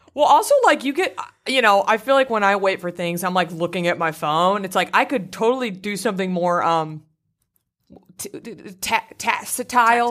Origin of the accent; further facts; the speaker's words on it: Garland, Texas, United States; my hometown of Garland, Texas